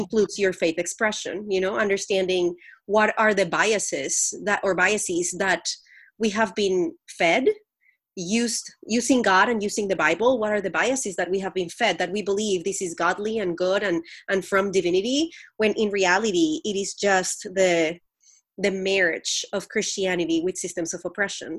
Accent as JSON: {"language": "English", "country": "Colombia", "tie": "born or raised there", "said": "I grew up in Colombia, the country"}